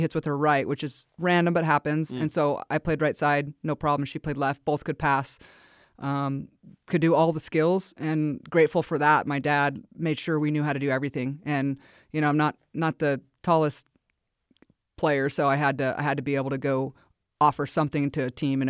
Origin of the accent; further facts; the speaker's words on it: California, United States; moved away as an adult; also born or lived in Logan, Utah; we're from California.